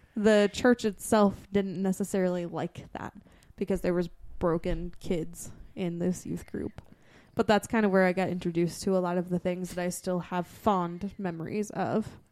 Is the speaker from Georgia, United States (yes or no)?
no; Massachusetts, United States; growing up in Massachusetts